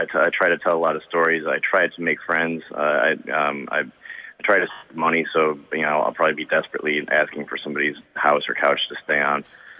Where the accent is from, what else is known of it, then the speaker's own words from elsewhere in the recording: Detroit, Michigan, United States; I grew up in the Detroit suburbs.